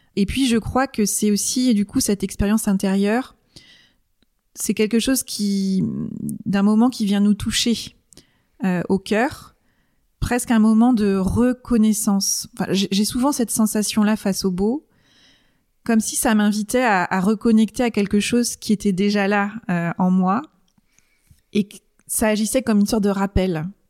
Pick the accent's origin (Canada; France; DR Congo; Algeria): France; Rennes, Brittany; moved away as an adult; also born or lived in Angers; je suis née à Rennes, j'ai vécu à Rennes pendant 20 ans